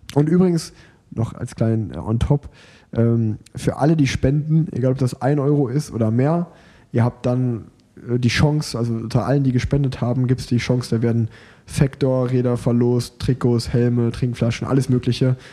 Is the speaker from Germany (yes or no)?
yes; Sauerland, North Rhine-Westphalia, Germany; moved away; in meiner alten Heimat